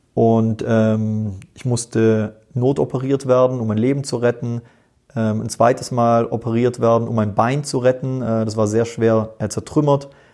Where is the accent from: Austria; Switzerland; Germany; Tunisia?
Austria; Tyrol; ich bin in Tirol geboren